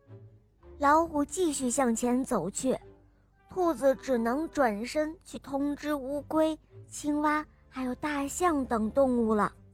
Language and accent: Chinese; Yangling, Shaanxi, China; 我今年五岁了，我来自陕西杨陵